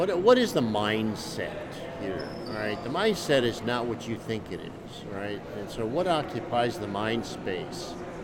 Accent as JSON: {"language": "English", "region": "upstate New York", "country": "United States", "tie": "born or raised there", "moved": "yes", "said": "In upstate New York"}